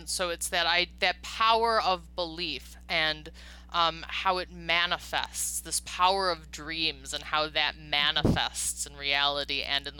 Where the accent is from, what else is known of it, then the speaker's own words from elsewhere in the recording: Chicago, Illinois, United States; also born or lived in Los Angeles; you have such a funny accent. And I'm like, I don't know. I'm from Chicago.